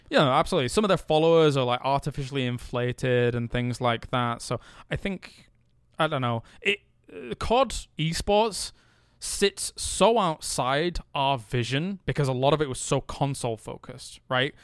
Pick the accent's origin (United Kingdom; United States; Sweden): United Kingdom; England; as somebody from England